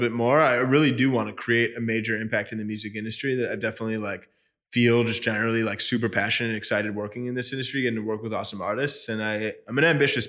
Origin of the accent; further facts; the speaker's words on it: Chicago, Illinois, United States; I grew up in Chicago, middle, upper middle class